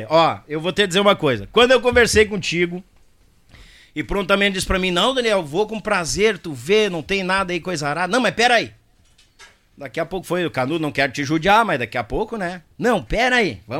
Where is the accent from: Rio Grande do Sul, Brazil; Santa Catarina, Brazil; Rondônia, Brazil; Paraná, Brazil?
Rio Grande do Sul, Brazil; Não, mas eu sou gaúcho, Deus o livre.